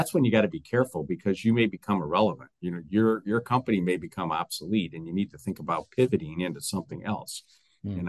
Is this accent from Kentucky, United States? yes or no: no; Detroit, Michigan, United States; I'm from Detroit